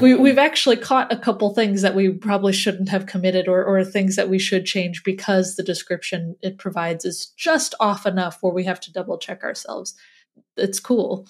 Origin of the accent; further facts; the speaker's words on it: Midwest, United States; accent: Midwest; my Midwest accent